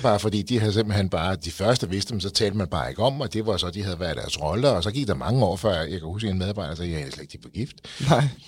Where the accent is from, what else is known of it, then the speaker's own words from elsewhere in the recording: Frederiksberg, Capital Region of Denmark, Denmark; jeg er selv fra Frederiksberg